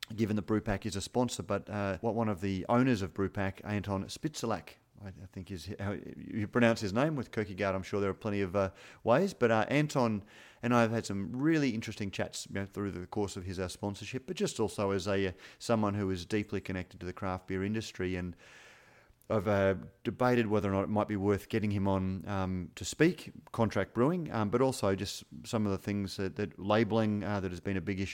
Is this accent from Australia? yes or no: yes; Queensland, Australia; As a Queenslander